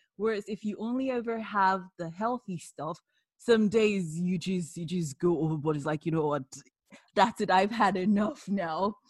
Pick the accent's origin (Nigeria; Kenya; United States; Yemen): Nigeria; I'm Nigerian